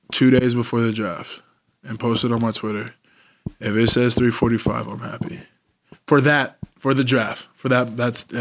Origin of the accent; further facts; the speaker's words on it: Washington, United States; I know I'm from Washington.